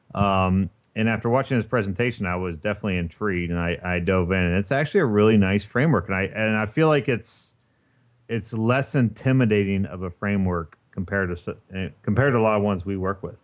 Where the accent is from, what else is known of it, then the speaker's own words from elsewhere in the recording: Indiana, United States; I grew up in Indiana